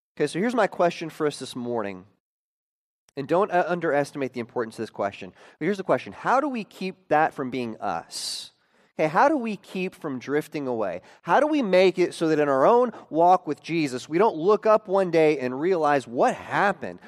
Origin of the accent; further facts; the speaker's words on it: Oklahoma, United States; growing up in Oklahoma